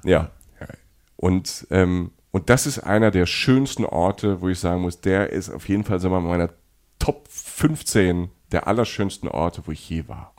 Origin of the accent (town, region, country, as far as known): Cologne, North Rhine-Westphalia, Germany